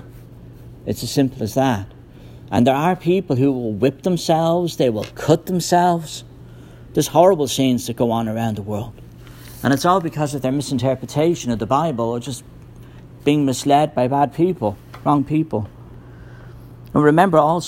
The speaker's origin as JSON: {"language": "English", "country": "Ireland", "tie": "born or raised there", "moved": "yes", "said": "I grew up in Ireland. It's a very Roman Catholic country"}